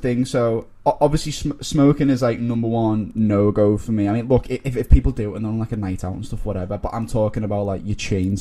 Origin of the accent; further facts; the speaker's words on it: Liverpool, North West England, United Kingdom; moved away as an adult; now in London, United Kingdom; from Liverpool, as you can tell by my accent